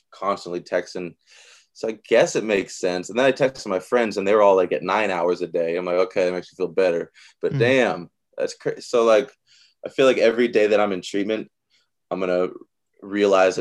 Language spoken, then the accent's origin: English; Seattle, Washington, United States; a place on the corner where I grew up in the Central District on fucking 23rd Union